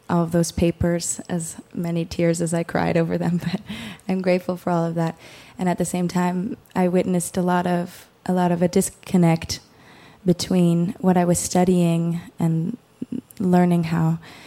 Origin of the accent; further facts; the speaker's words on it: Cambridge, Massachusetts, United States; moved away; also born or lived in Lewiston; I grew up in Cambridge